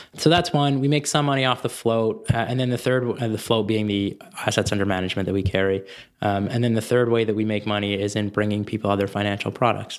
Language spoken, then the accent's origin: English; Canada; I'm concerned as a Canadian